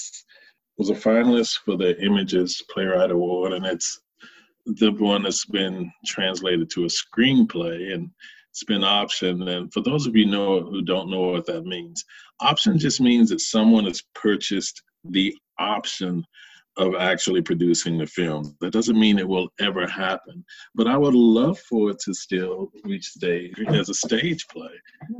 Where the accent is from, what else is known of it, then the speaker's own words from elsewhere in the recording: the South, United States; I grew up in the Bible Belt, and it's who I was. It's who I continue to be in many ways.